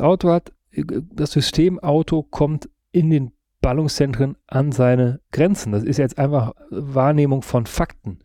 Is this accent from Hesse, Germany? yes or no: no; western Münsterland, North Rhine-Westphalia, Germany; Da, wo ich herkomme, westliches Münsterland, 20.000 Einwohnerstadt